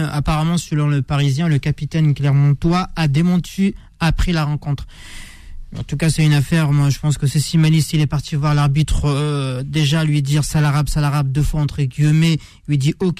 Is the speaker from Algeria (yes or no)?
yes; Algeria; je suis algérien